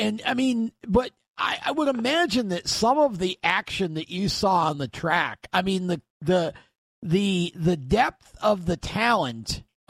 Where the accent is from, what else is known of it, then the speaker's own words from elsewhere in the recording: Oswego, New York, United States; I grew up in Oswego in the 70s.